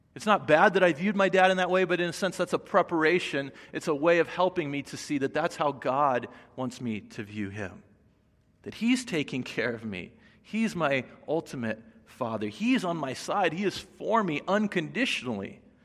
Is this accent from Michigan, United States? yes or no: no; Indiana, United States; now in Los Angeles, United States; I grew up in Indiana, and so just coming here to L